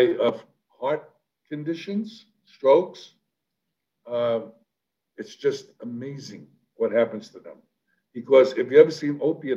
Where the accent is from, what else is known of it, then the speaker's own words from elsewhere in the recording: New York City, New York, United States; I'm a kid from the South Bronx. I'm a street kid